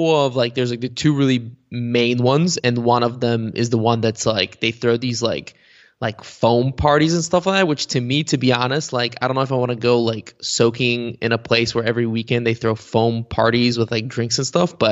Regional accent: Bulgaria; first language bg; English is a second language; when you're growing up in Bulgaria, because, you know, Bulgarian is spoken by what, like 7 million people.

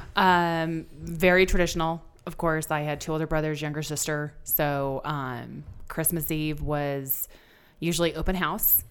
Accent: Santa Maria, California, United States; Santa Maria. California.

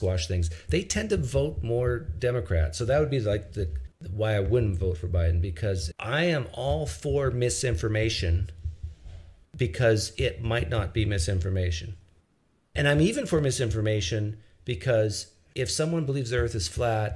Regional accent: Canada; as a Canadian

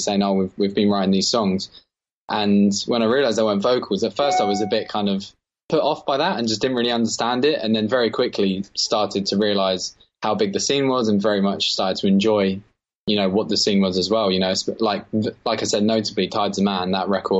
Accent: Margate, South East England, United Kingdom; So we're from Margate, always lived down here, us three

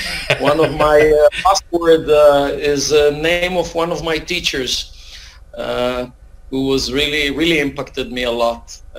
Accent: Israel; moved away as an adult; also born or lived in Tempe, Arizona, United States / Brookline, Massachusetts, United States; I grew up in Tel Aviv, not Tel Aviv, but in Israel until I was like almost 30 years old. This is when I moved to the U.S. actually for almost 5 years.

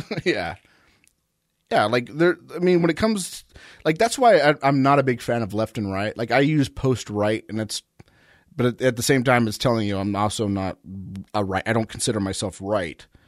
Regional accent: United States; I'm American

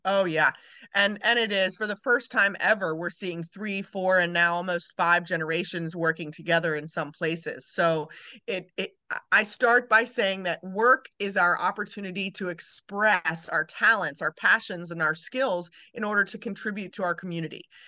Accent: Maryland, United States; moved away; also born or lived in Kentucky; I was born in Maryland

